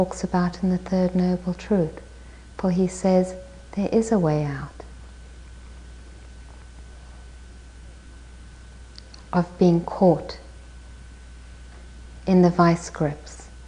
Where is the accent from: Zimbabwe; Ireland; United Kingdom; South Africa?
South Africa; I was born in South Africa and my parents were politically active there.